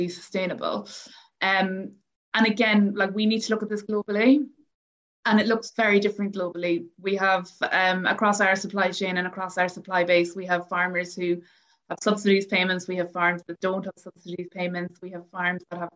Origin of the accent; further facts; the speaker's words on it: Ireland; I'm from Ireland